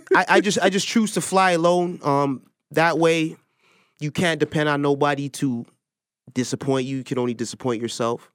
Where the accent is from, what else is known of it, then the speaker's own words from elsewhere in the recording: Toronto, Ontario, Canada; I'm from Toronto